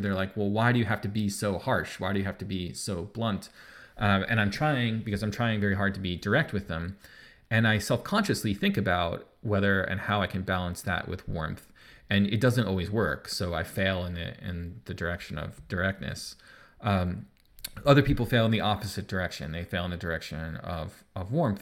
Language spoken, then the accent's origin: English; New York, United States; moved away as an adult; now in Ontario, Canada; I live in Ontario and I'm not from Ontario, I'm from New York.